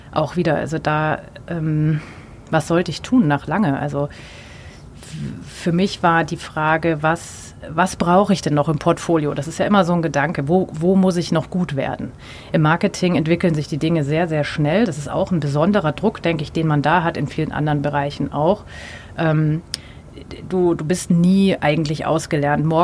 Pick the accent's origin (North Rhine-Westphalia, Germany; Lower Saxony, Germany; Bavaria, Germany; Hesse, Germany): Bavaria, Germany; Munich; Äh, ich komme aus München. Äh, es ist ein konservatives Umfeld.